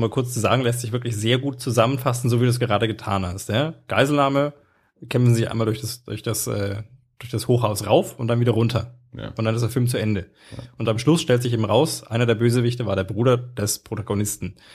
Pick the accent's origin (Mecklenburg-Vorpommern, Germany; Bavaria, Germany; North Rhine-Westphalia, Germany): Bavaria, Germany; im Herzen bin ich halt doch Franke. Man hört es mir vielleicht nicht so